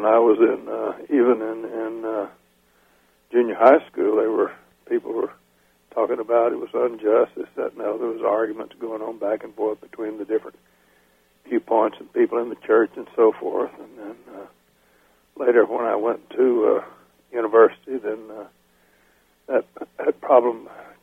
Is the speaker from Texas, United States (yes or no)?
yes; Palestine, Texas, United States; moved away as an adult; also born or lived in Corsicana, Texas / Florida; the rest of my childhood and youth, I grew up in Palestine, Texas, which in eastern Texas